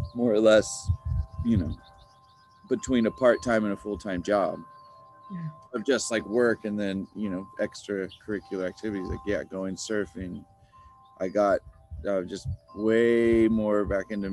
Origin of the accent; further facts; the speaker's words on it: Encinitas, California, United States; also born or lived in Texas / Los Angeles; I was born in Texas, but I would pretty much say I'm more of a Californian than a Texan, because I've been here, and you know, since I was like 7 or 8